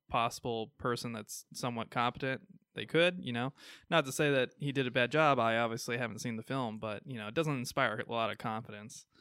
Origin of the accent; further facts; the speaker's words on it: Midwest, United States; accent: Midwestern; my Midwestern accent